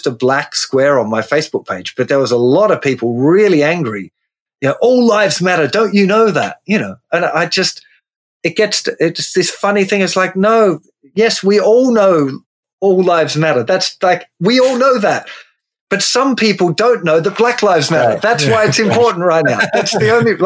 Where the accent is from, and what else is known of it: Tasmania, Australia; born or raised there; moved away as an adult; now in England, United Kingdom